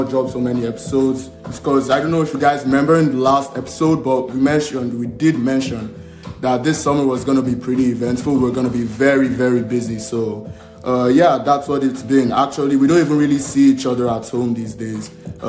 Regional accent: Nigeria; From Nigeria.

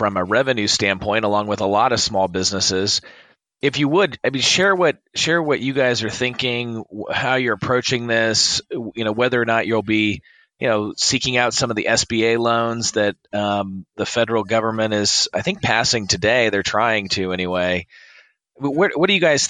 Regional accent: Los Angeles, California, United States; moved away as an adult; now in Atlanta, United States; I'm from Los Angeles, but I moved to Atlanta 6 years ago

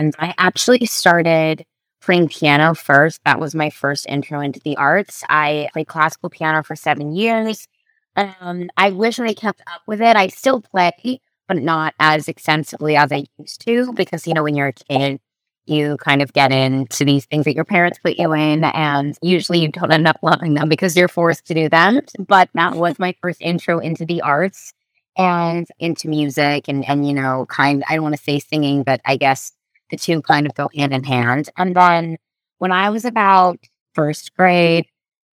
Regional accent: Orange County, California, United States; I grew up in Orange County, California

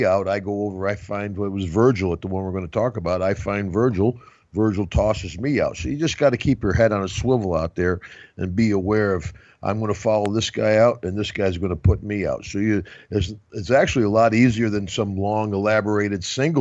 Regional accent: 60 miles from Albany, New York, United States; I was right here in Albany, New York, you know, 60 miles from my hometown

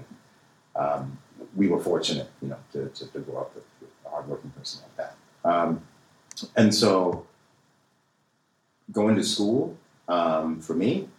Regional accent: Kansas City, Missouri, United States; growing up in Kansas City, Missouri myself, I can attest to that.

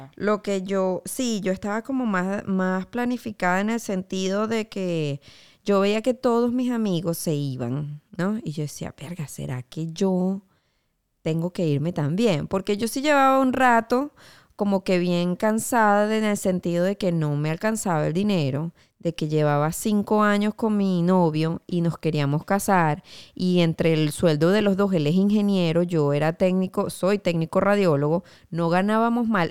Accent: Venezuela; moved away as an adult; Como venezolana

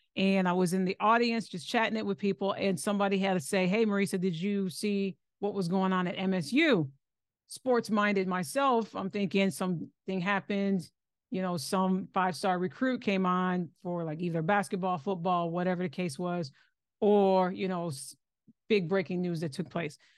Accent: Lansing, Michigan, United States; moved away as an adult; also born or lived in Ohio; now in Texas, United States; I'm originally from Lansing

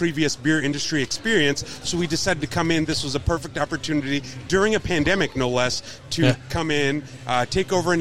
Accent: New York City, New York, United States; also born or lived in Ann Arbor, Michigan / Houston / Atlanta; now in Pittsburgh, United States; I grew up in New York City, so I'm used to extreme diversity.

